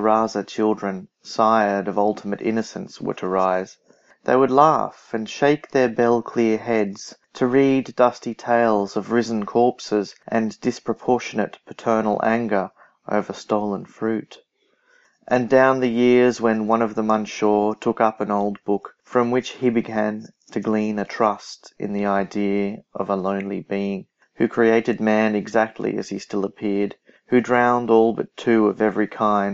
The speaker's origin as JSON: {"language": "English", "country": "Australia", "said": "I'm an Australian poet."}